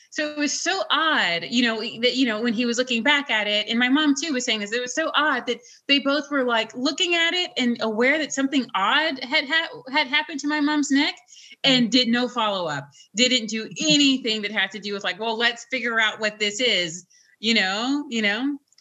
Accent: Nashville, Tennessee, United States; moved away; where my parents made me, which is Nashville

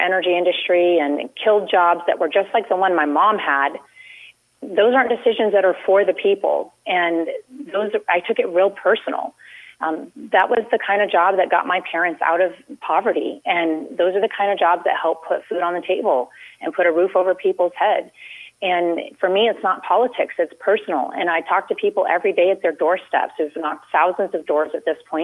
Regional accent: Anchorage, Alaska, United States; also born or lived in Wasilla; I'm born and raised in Wasilla and Anchorage

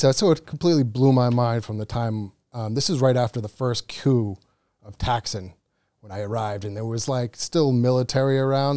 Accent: Cape Cod, Massachusetts, United States; moved away as an adult; now in Phuket, Thailand; from Cape Cod, Massachusetts

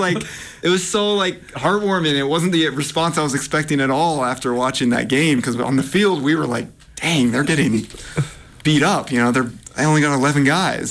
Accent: Massachusetts, United States; now in Portland, United States; I, I grew up in Massachusetts

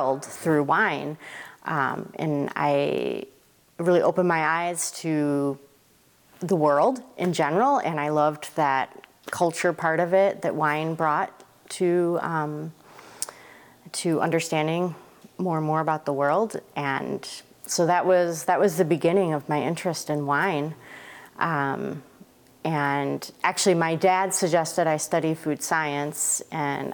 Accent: Michigan, United States; moved away as an adult; also born or lived in Corvallis, Oregon / Eugene, Oregon; now in Oregon, United States; So I was born in Michigan, raised in Michigan, right here in the Mitten, very important. And grew up right by Michigan State.

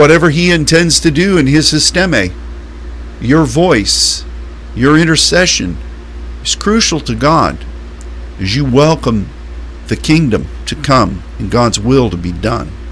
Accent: Pittsburgh, Pennsylvania, United States; I grew up in Pittsburgh, Pennsylvania

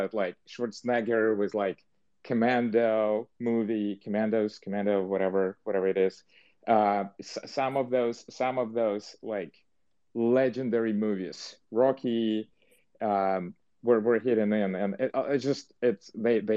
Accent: Dnipro, Dnipropetrovsk Oblast, Ukraine; moved away as an adult; also born or lived in New York / New Jersey; now in Silicon Valley, United States; I was born, and for the entire 18 years, I lived in a city that used to be called Dnipropetrovsk. It's Dnipro now

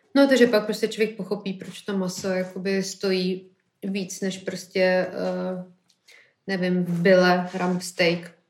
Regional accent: Prague, Czechia; já jako Pražák

